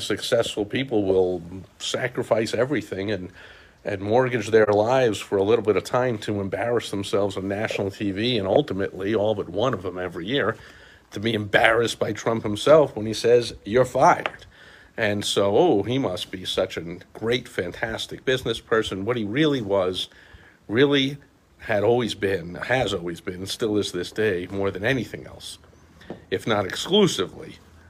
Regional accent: New York City, New York, United States; I grew up in New York City

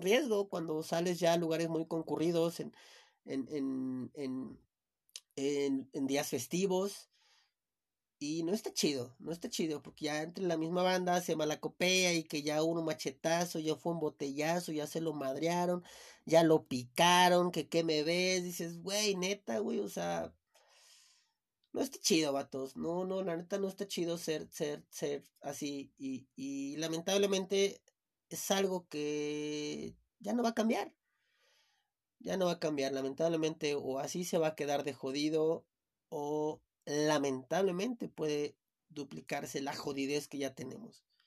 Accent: Chiapas, Mexico; now in Mexico City, Mexico; yo soy de Chiapas

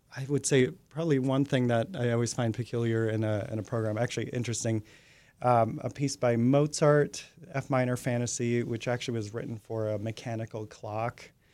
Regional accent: Minnesota, United States; also born or lived in Connecticut; now in Oklahoma City, United States; I'm originally from Minnesota, actually, but I lived in Connecticut for about

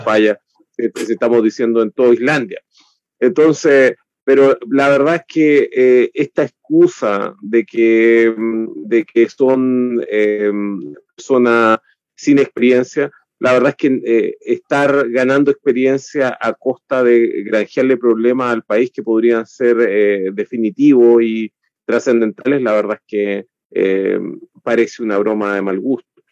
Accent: Chile; nosotros como chilenos

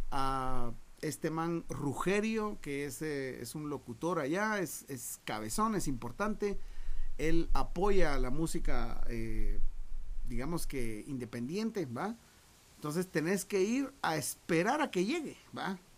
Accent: Guatemala; nosotros, mira que somos bienes verdes, somos de Guatemala, nos venimos en camioneta para México

